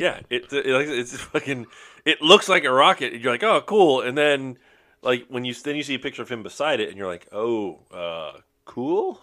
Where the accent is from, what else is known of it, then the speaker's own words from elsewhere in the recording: Florida, United States; We're all from Florida